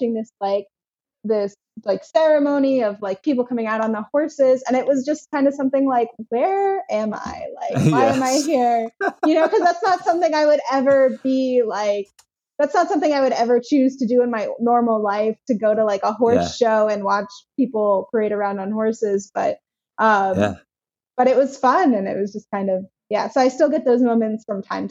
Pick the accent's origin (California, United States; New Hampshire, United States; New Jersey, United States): New Jersey, United States; moved away; growing up in New Jersey